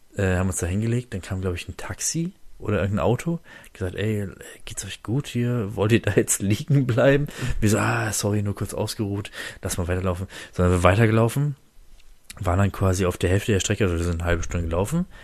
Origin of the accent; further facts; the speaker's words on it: Oldenburg district, Lower Saxony, Germany; Oldenburger Jungs, ne? Also ich komme ja aus dem Landkreis Oldenburg